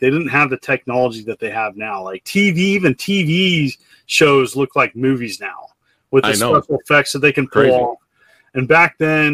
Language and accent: English; Cottonwood, California, United States; my hometown of Cottonwood in California